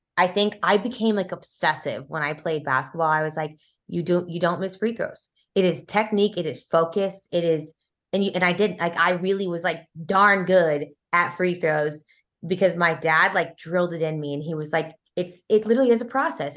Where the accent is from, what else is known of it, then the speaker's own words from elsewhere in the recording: Kansas City, Missouri, United States; I grew up in Kansas City, you guys. Like, that's where I spent my formidable years, you know, had my teenage years there.